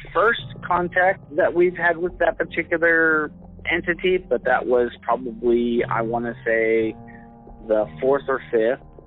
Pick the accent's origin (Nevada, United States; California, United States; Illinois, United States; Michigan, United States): California, United States; Southern; I grew up in Southern California